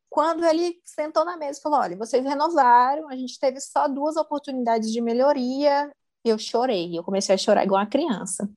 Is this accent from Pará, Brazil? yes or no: yes; Marabá, Pará, Brazil; moved away as an adult; also born or lived in interior of São Paulo state, Brazil; now in Portugal; Eu sou paulista, nasci do interior de São Paulo e o globo girou e eu parei em Marabá, no Pará. Lá eu fiz ensino fundamental, ensino médio